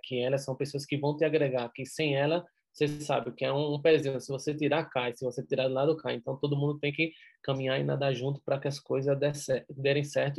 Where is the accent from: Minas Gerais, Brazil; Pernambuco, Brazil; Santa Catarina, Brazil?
Pernambuco, Brazil; Recife; accent: pernambucano, nordeste; moved away as an adult; now in Madrid, Spain; Eu sou de Recife, da praia